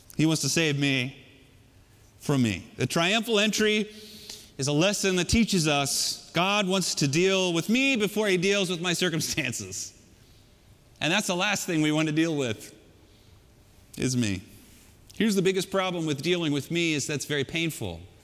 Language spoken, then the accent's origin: English; California, United States; I grew up in California.